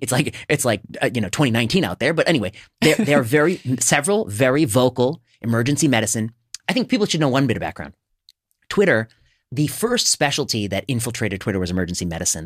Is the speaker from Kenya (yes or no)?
no; India; I'm Indian